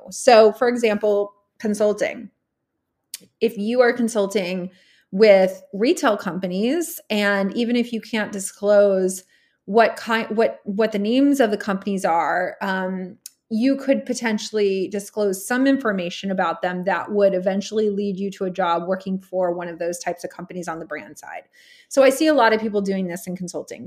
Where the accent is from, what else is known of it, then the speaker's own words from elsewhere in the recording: Texas, United States; moved away as an adult; also born or lived in California / New York City; I grew up in Texas, born in California